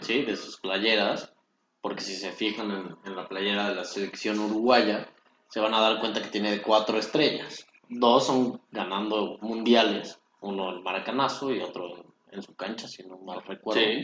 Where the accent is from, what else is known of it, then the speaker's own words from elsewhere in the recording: Mexico; nosotros como mexicanos